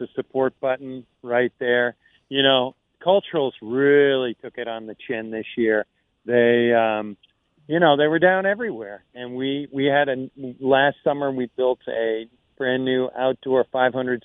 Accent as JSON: {"language": "English", "town": "Boston", "region": "Massachusetts", "country": "United States", "said": "I'm from Boston"}